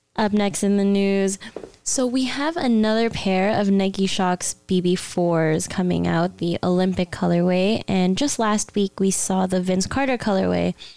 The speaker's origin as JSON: {"language": "English", "town": "Mississauga", "region": "Ontario", "country": "Canada", "tie": "born or raised there", "said": "Saga City. That's my hometown."}